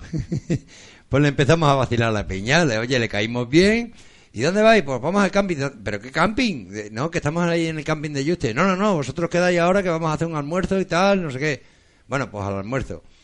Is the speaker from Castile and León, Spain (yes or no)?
no; central Extremadura, Spain; nosotros no estamos ni en el sur ni en el norte, estamos en la mitad. No sabemos si somos de Badajoz o de Cáceres